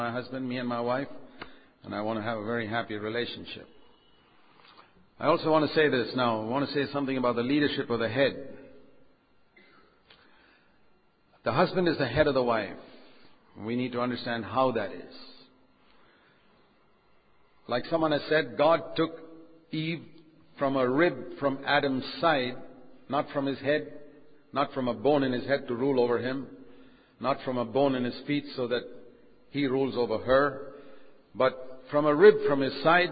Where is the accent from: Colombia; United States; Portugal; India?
India; I'm an Indian, but I'm an Indian second. I'm a Christian first